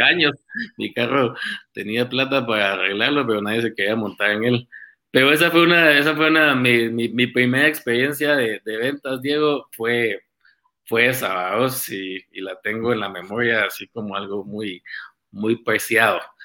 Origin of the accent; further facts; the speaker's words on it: Guatemala City, Guatemala Department, Guatemala; nací en Guate, aquí en, la ciudad de Guate. Eh, pasé mi, toda mi juventud, mi niñez, Colegio Americano de Guatemala